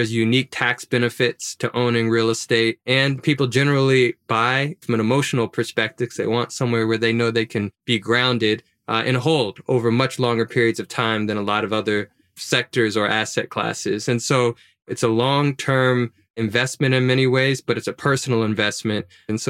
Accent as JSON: {"language": "English", "town": "Baton Rouge", "region": "Louisiana", "country": "United States", "tie": "born or raised there", "said": "Yeah, well, I never owned a home, never owned a house. My mom never owned her home or house."}